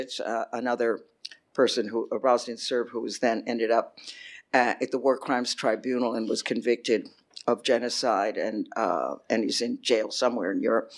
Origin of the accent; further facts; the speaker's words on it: Cambridge, Massachusetts, United States; moved away as an adult; also born or lived in Providence, Rhode Island; now in Rome, Italy; I grew up in Cambridge, Massachusetts